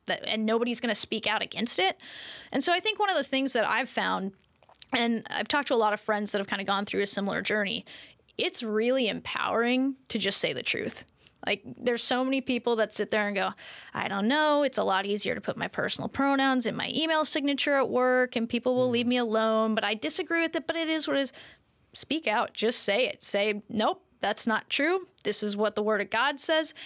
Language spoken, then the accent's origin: English; United States; I'm an American.